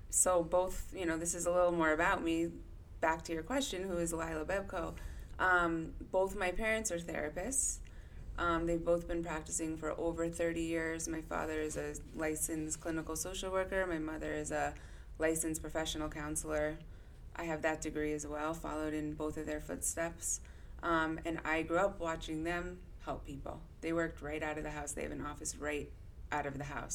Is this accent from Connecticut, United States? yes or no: yes; Weston, Connecticut, United States; I grew up in not too far from here in Weston, Connecticut